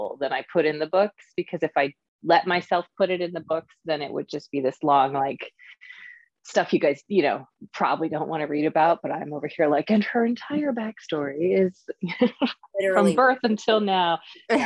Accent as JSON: {"language": "English", "region": "Texas", "country": "United States", "moved": "yes", "said": "I'm from Texas originally"}